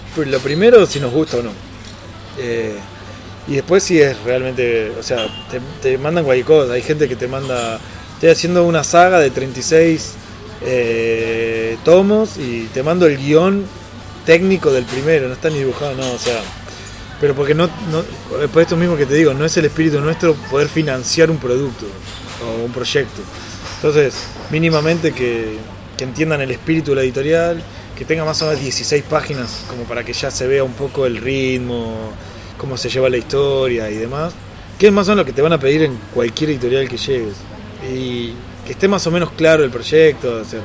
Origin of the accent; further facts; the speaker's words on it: Argentina; Como argentino